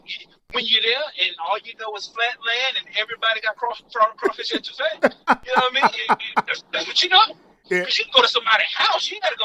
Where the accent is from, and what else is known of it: New Orleans, Louisiana, United States; moved away